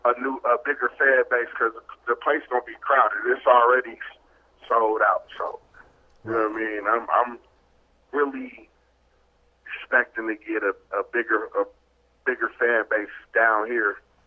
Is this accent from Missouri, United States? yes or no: no; Milwaukee, Wisconsin, United States; Hey, that's another thing, too, about Milwaukee. Like, it's weird. Like, we grew up on West Coast music, but we have an East Coast demeanor.